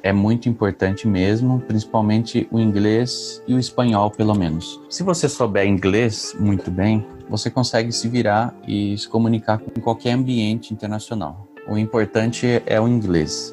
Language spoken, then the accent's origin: Portuguese; Itapetininga, São Paulo, Brazil; also born or lived in Franca; sou de Tapetininga